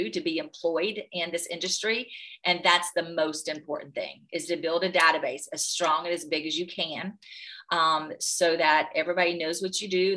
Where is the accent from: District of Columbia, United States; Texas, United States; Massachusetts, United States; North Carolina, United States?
North Carolina, United States